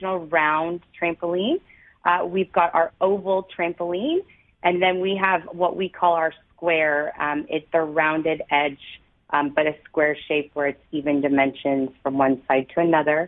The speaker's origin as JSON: {"language": "English", "town": "Toronto", "region": "Ontario", "country": "Canada", "tie": "born or raised there", "also_born_or_lived": "St. Catharines", "said": "I was born and raised in Toronto"}